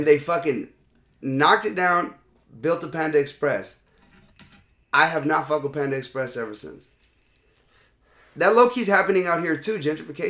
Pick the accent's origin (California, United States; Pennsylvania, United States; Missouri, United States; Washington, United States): California, United States; Los Angeles; I grew up in East Los Angeles, chef. Boyle Heights.